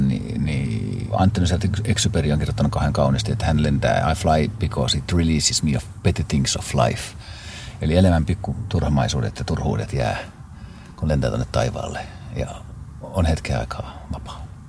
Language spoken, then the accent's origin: Finnish; Pori, Satakunta, Finland; Mä olen syntynyt Porissa Jaakontiellä osoitteessa ja Jaakontien osoite on Porin kiitotien jatkeella.